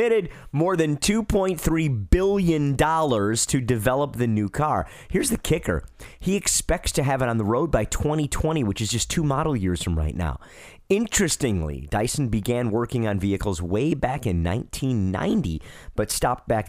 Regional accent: Detroit, Michigan, United States; now in Charlotte, United States; I'm from Detroit originally.

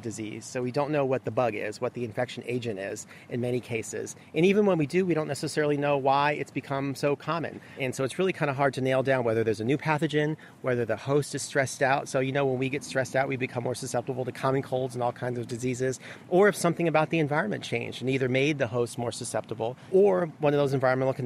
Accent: South Florida, United States; I grew up in South Florida

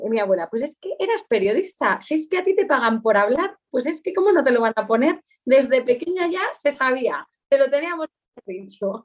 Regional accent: Aínsa, Aragon, Spain; moved away; also born or lived in Soria; nací, oficialmente nací en el Hospital de Huesca, pero mis primeros años de vida fueron en Ainsa, un pueblo que está en el Pirineo aragonés

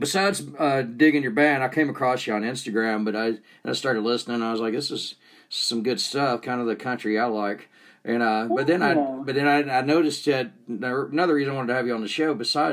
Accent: 30 minutes north of Atlanta, Georgia, United States; moved away as an adult; now in Utah, United States; Because I grew up in Georgia, so I was kind of grandfathered in.

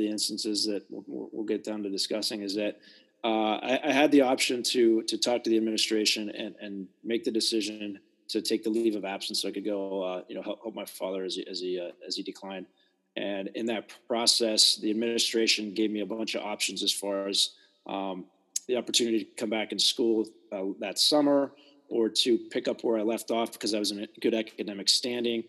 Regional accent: East Coast, United States; also born or lived in Southern California / Northern California; now in South Dakota, United States; I grew up on the East Coast in relatively larger cities

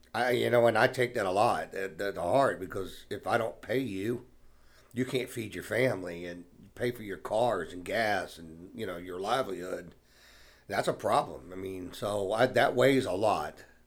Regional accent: Savannah, Georgia, United States; Born and raised in Savannah

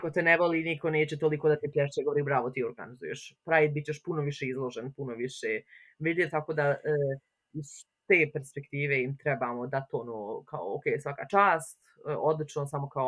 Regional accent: Bosnia & Herzegovina; also born or lived in Tuzla; ako dolazim iz Bosne i Hercegovine

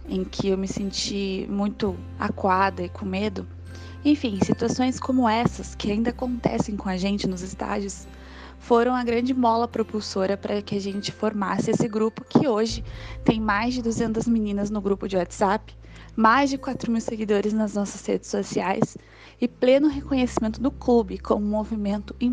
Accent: Curitiba, Paraná, Brazil; tenho 24 anos, sou de Curitiba, Paraná

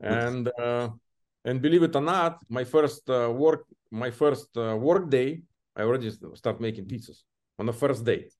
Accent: Belarus; English is a second language; moved away as an adult; now in United States; my home country, Belarus

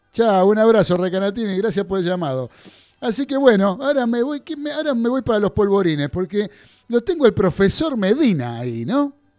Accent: Buenos Aires, Argentina; Yo me crié en Flores, pero de Caballito estoy muy cerquita

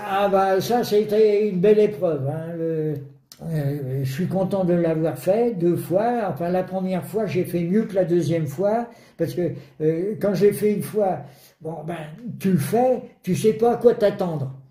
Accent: Brittany, France; en tant que breton

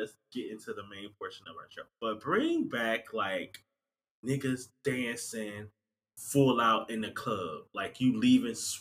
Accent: United States; I'm in America, so I am an American

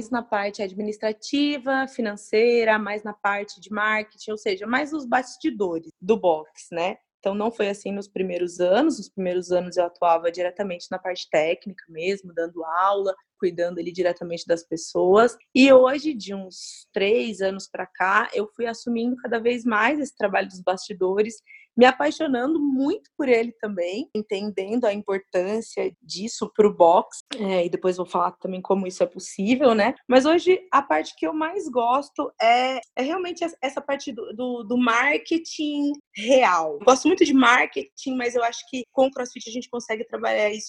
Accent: Uberlândia, Minas Gerais, Brazil; eu nasci em Uberlândia, Minas Gerais, sou mineira, apesar de ter morado muito pouco tempo lá.

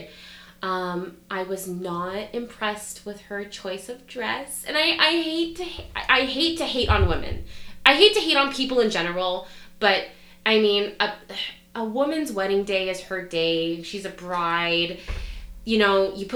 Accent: Canada; we're so Canadian

